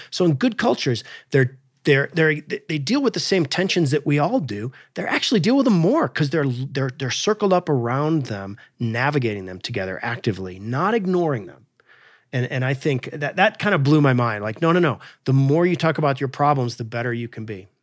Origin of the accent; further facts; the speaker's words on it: Alaska, United States; I grew up in Alaska